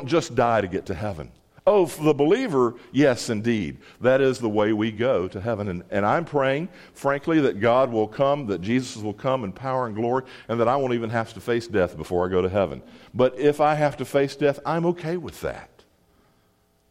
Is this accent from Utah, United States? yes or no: no; Mississippi, United States; I grew up in Mississippi